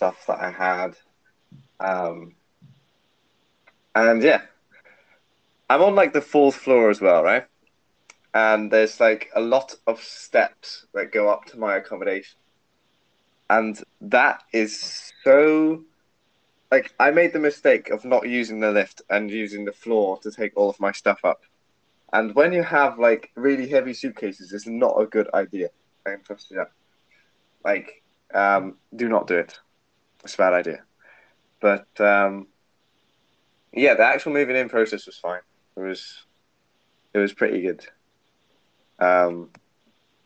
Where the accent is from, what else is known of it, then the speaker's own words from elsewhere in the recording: Devon, South West England, United Kingdom; moved away as an adult; now in Edinburgh, United Kingdom; I am from Devon, which is like really far south England